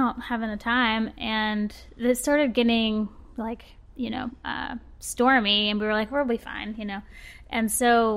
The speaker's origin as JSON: {"language": "English", "town": "Birmingham", "region": "Alabama", "country": "United States", "tie": "born or raised there", "also_born_or_lived": "Auburn, Alabama", "said": "I'm from Birmingham. I've lived here basically my whole life, except for when I went to college at Auburn."}